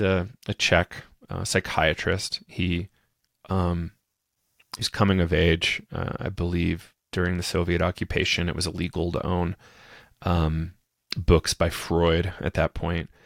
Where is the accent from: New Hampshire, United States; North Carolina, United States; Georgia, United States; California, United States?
New Hampshire, United States; now in Colorado, United States; I'm from New Hampshire, uh, in the United States originally. Uh, grew up on a small little farm. Um, and now I'm living in Colorado